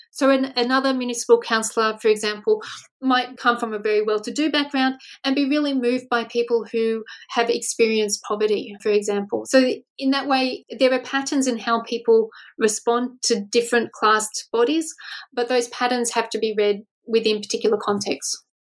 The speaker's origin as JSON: {"language": "English", "country": "Australia", "said": "as an Australian researcher"}